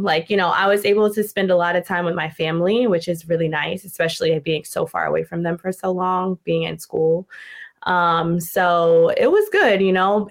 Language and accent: English; Newport, Rhode Island, United States; moved away as an adult; also born or lived in Florida / Massachusetts; I'm originally from Newport, Rhode Island, so New England.